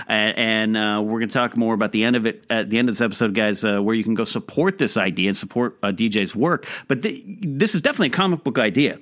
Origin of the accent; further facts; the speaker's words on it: Pismo Beach, California, United States; now in Los Angeles, United States; my hometown, there's only a couple there up in Pismo